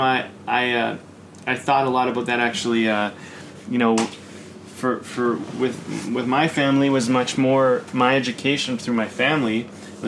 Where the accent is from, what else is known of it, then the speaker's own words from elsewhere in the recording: Coquitlam, British Columbia, Canada; when I grew up in Coquitlam